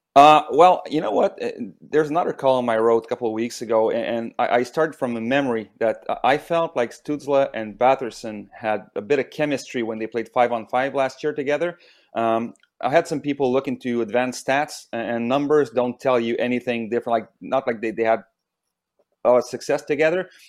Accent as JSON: {"language": "English", "area": "near Montreal", "region": "Quebec", "country": "Canada", "tie": "born or raised there", "moved": "as an adult", "lives_now": "Ottawa, Canada", "said": "I grew up near Montreal"}